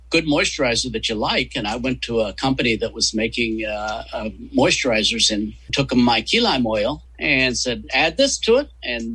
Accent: West Virginia, United States; West Virginia.

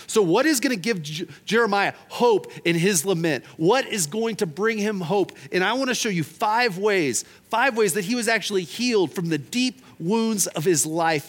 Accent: Oklahoma, United States; I'm from Oklahoma

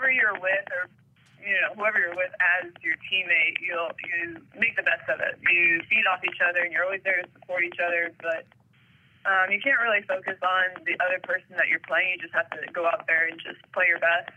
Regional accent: United States; being an American.

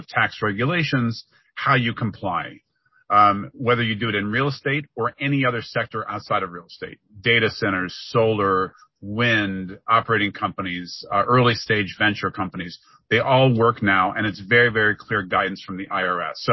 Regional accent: Ohio, United States; our days growing up in Ohio

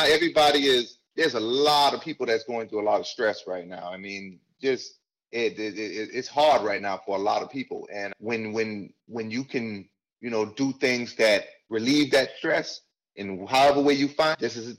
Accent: Charleston, South Carolina, United States; moved away as an adult; I'm from Charleston, South Carolina. {S3} Okay. {S0} That's where I was born. Charleston, South Carolina. Was there till I was about 18.

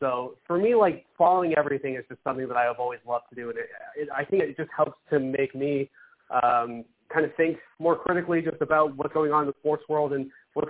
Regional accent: Boston, Massachusetts, United States; I grew up in Boston

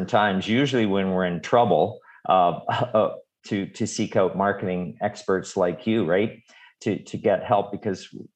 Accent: Calgary, Alberta, Canada; I hail from Calgary, the Stampede City

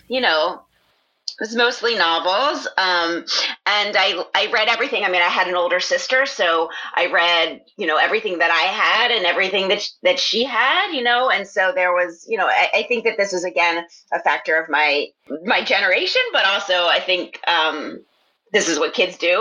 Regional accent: Philadelphia, Pennsylvania, United States; moved away; I was just actually in my hometown, in my parents' house um, in Philadelphia

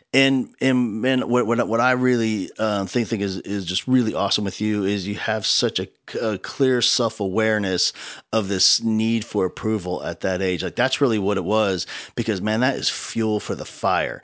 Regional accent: New Jersey, United States; now in Texas, United States; I grew up in New Jersey

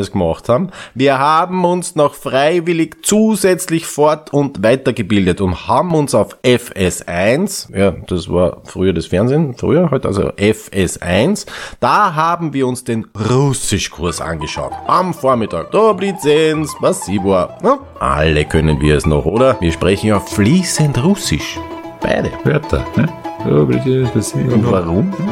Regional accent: Austria; und das ist ja der Skandal, auch bei uns in Österreich diese Serie ausgestreut, dieses Holocaust.

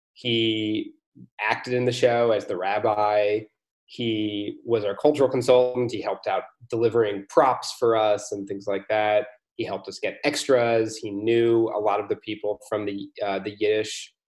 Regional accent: United States; moved away as an adult; now in Europe; I'm American but I've been living in Europe for uh, almost a decade

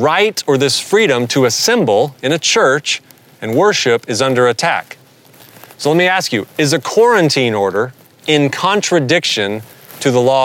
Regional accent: the South, Southern United States, United States; accent: southern; my southern accent

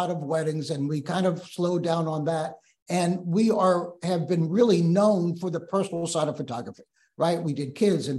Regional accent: New Orleans, Louisiana, United States; moved away as an adult; now in Memphis, United States; we're from New Orleans, but that's how we're in Memphis

